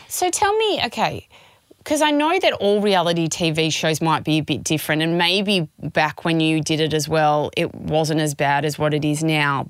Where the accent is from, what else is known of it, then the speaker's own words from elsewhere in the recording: Melbourne, Victoria, Australia; We're from Melbourne